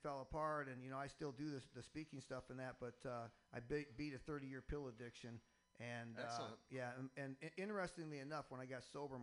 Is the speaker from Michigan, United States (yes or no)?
yes; Michigan, United States; now in Boston, United States; I come from Boston. Hail from Boston. That's where I'm living now. I'm originally from Michigan